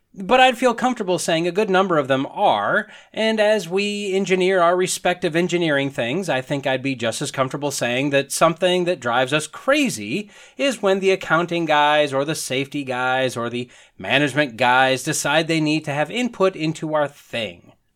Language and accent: English; northern Wisconsin, United States; moved away as an adult; also born or lived in Alabama; I'm a white boy, grew up in northern Wisconsin